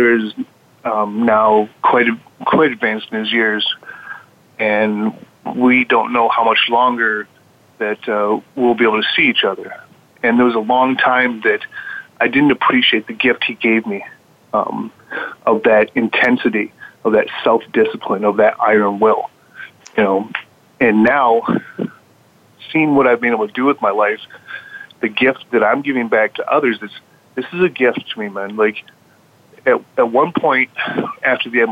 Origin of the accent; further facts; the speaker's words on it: Midwest, United States; we grew up in the Midwest in the 70s